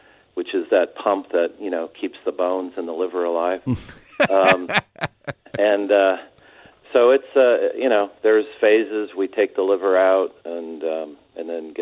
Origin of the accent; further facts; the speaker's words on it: San Diego, California, United States; also born or lived in Mission Viejo, Orange County, California; I'm from San Diego, a couple of generations worth of that, and went to high school ultimately in Orange County at Mission Viejo High School.